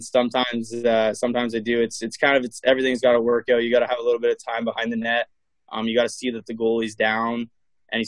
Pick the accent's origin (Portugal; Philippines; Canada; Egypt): Canada; Ottawa, Ontario; to move back home